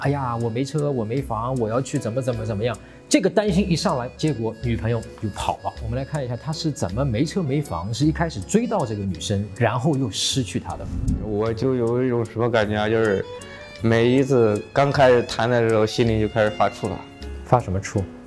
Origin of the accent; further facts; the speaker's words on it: China; 我们中国人